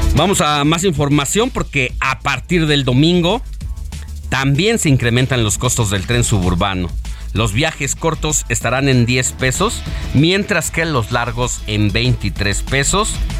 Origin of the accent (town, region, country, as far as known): Mexico